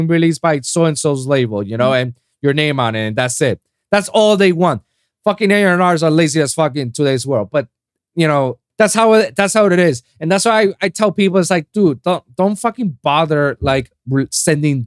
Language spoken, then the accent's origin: English; Puerto Rico; English is a second language; moved away as an adult; now in South Florida, United States; I just moved down from my hometown, Puerto Rico